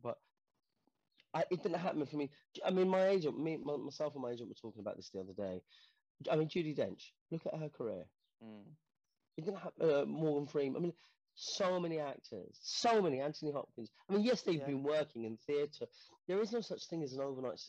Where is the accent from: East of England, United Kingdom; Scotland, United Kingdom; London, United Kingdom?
London, United Kingdom; I grew up in Portobello Road, you know, in Portobello Road in the 80s